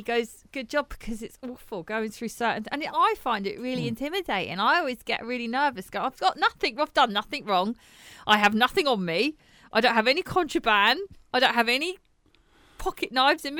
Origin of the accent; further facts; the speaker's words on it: England, United Kingdom; I'm English